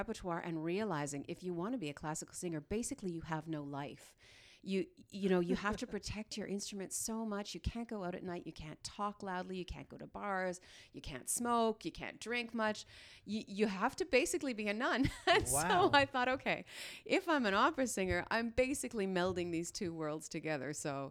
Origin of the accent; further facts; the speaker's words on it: Dryden, Ontario, Canada; born there; also born or lived in Smooth Rock Falls / Sioux Lookout / Pine Falls / Iroquois Falls; I was born in Dryden. I lived in Smooth Rock Falls, Sioux Lookout, Pine Falls, Iroquois Falls, Richelieu, Quebec.